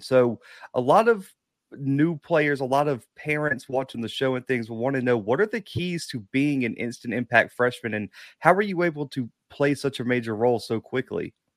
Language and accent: English; the South, United States; I'm from the South